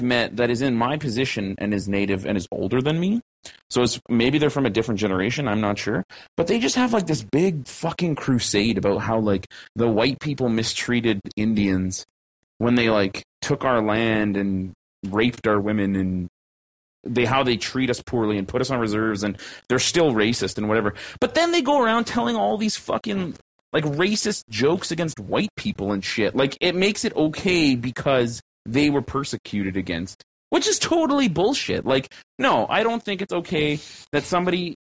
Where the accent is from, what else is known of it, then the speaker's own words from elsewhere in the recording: Canada; an upper middle class, lower middle class, Caucasian slash mixed bred Canadian regular ass fucking person without a visual or sexual minority